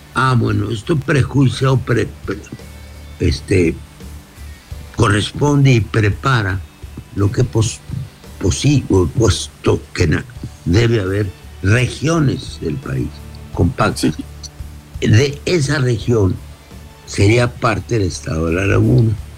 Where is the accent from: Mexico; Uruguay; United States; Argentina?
Mexico; somos todos los mexicanos